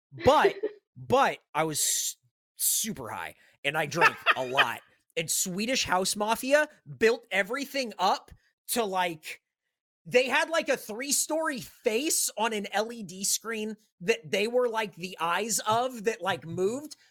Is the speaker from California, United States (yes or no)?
yes; San Diego, California, United States; I'm from San Diego